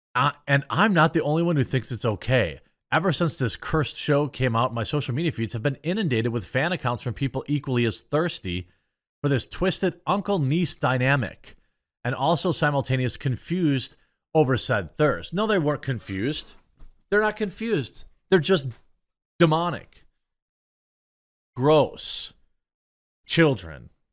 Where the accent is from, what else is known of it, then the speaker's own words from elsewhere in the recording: Midwest, United States; I'm from the Midwest